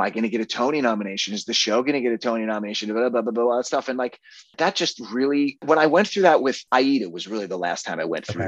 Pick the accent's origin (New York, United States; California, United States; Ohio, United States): New York, United States; Long Island; moved away as an adult; also born or lived in Los Angeles, United States; the town that I grew up in on Long Island.